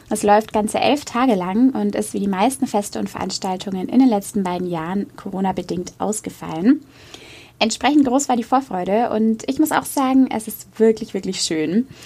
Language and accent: German; near Roth, Bavaria, Germany; Ich bin dort im Nachbarort aufgewachsen und war schon sehr häufig dort.